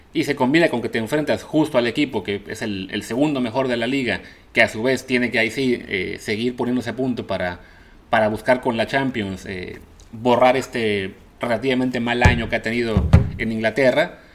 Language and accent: Spanish; Mexico